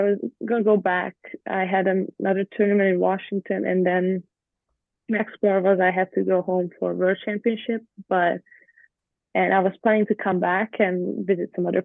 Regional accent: Budapest, Hungary; English is a second language; moved away as an adult; now in United States; I grew up in Budapest, which is a city, but Hungary itself is not a big country

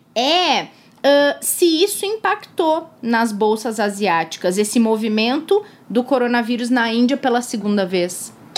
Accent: Capão da Canoa, Rio Grande do Sul, Brazil; moved away; Capão da Canoa a cidade gaúcha onde eu cresci, não necessariamente onde eu nasci, mas onde eu passei toda a minha infância, onde mora a minha família

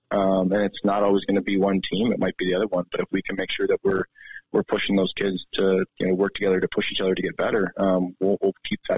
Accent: East Coast, United States; now in Montana, United States; I'm from the East Coast where, you know, population density is so large.

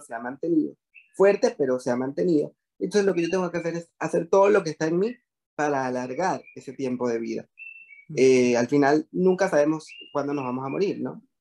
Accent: Venezuela; moved away as an adult; now in Panama; era lo que me dedicaba en Venezuela, soy venezolano y después me emigré para Panamá

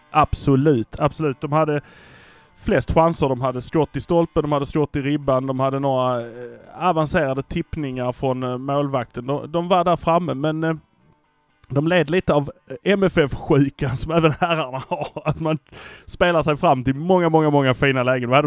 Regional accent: Malmö, Skåne, Sweden; vi brukar säga att vi är från Malmö.

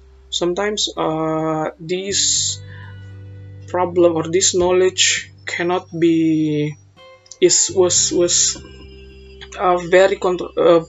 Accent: Indonesia; our national language, Bahasa

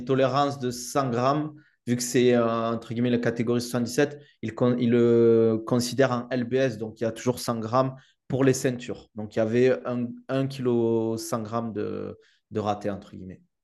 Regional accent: Toulouse, Occitania, France; accent: southern French; now in United Arab Emirates; maintenant je vis aux Émirats, mais c'est vrai que je viens du sud de la France et de Toulouse.

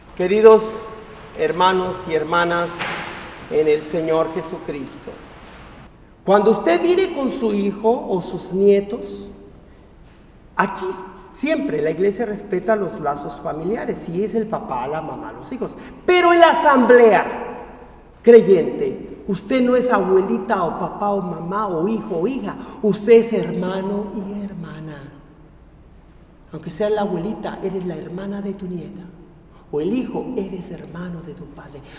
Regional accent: Ario de Rosales, Michoacán, Mexico; moved away; mi pueblo, Ario de Rosales

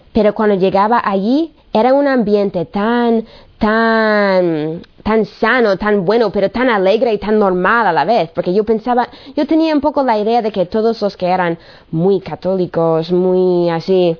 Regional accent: United States; moved away; soy de Estados Unidos.

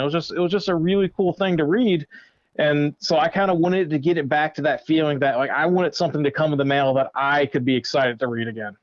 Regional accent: Currituck, North Carolina, United States; where I grew up was in Currituck, North Carolina

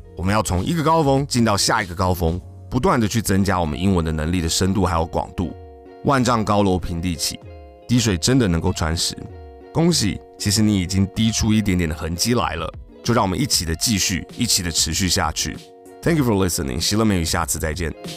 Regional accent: Taiwan; 只有我们自己台湾人在用而已

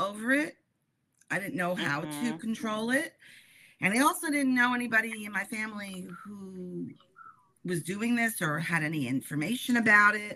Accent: New York City, New York, United States; also born or lived in Bronx / Queens / Long Island; So I've always lived in New York. I was born in the Bronx. And I've pretty much, and then I moved to another borough in New York called Queens. And now I live in Long Island.

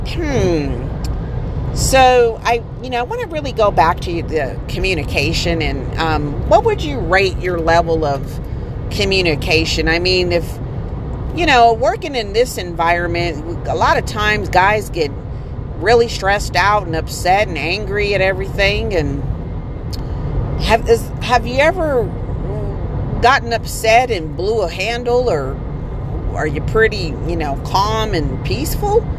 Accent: East St. Louis, Illinois, United States; also born or lived in Aurora, Colorado / Detroit; growing up in East St. Louis and having to move to to uh, Aurora, Colorado, and then going back to Detroit

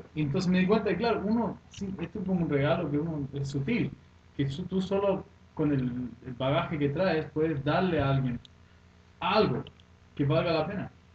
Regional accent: Sweden; Spanish is a second language; now in Chile; Suecia me crié allá, soy sueco

